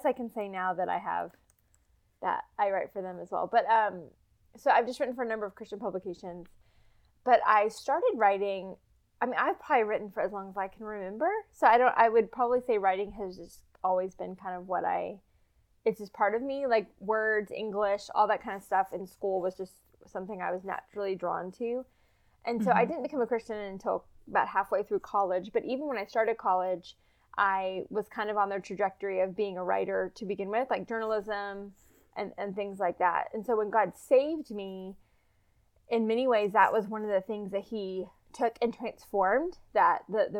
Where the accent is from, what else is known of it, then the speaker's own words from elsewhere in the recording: Dallas, Texas, United States; also born or lived in Louisville, Kentucky; now in Little Rock, United States; I'm from Dallas.